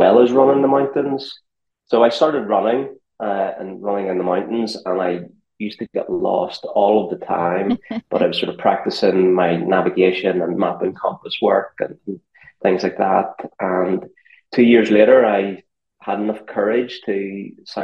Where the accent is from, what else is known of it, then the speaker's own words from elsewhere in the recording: just outside Belfast, Northern Ireland, United Kingdom; moved away as an adult; also born or lived in New York / Chamonix; now in London, United Kingdom; I'm from just outside Belfast in Northern Ireland